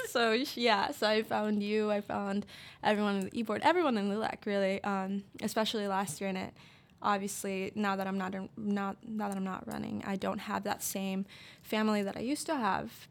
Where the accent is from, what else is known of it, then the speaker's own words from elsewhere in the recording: West Liberty, Iowa, United States; I am from West Liberty, Iowa.